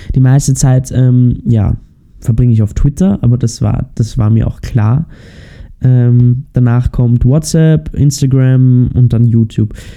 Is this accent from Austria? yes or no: yes; Austria; bei uns in Österreich